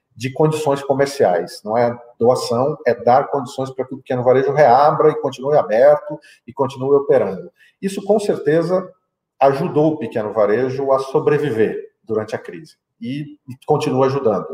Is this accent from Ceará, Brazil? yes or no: no; Mato Grosso do Sul, Brazil; moved away as an adult; also born or lived in England / Canada / China; eu sou natural do Mato Grosso do Sul, fiz a minha formação é, estudantil, acadêmica no Mato Grosso do Sul